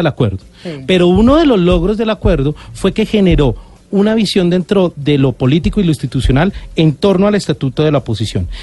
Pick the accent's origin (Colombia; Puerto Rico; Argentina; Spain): Colombia